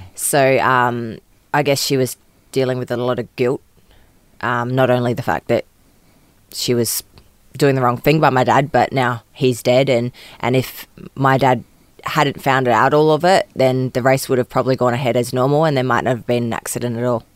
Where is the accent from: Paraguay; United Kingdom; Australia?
Australia; Adelaide, South Australia; I grew up um, in and out of different houses in Adelaide